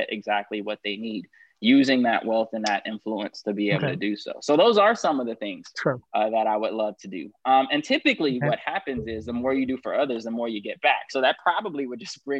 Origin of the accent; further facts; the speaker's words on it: Los Angeles, California, United States; I grew up in South